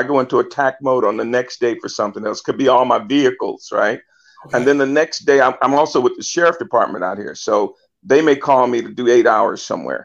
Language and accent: English; Vallejo, California, United States; Vallejo is hometown, born and raised there.